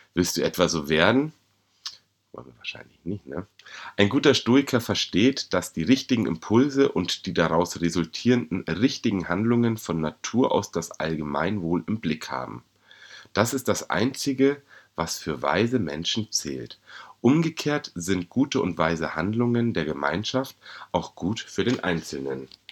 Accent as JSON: {"language": "German", "region": "Bavaria", "country": "Germany", "said": "als Bayer, als Deutscher, als Europäer"}